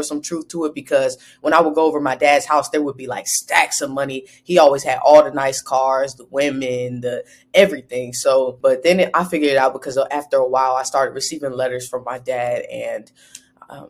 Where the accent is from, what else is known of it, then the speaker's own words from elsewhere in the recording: Ohio, United States; also born or lived in Highland Park, Michigan; I'm from Ohio, born and raised in Ohio. I was partially raised in Michigan as well, Highland Park, Michigan, that's near Detroit